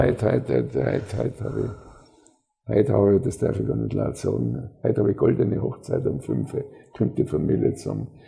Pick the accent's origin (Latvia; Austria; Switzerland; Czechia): Austria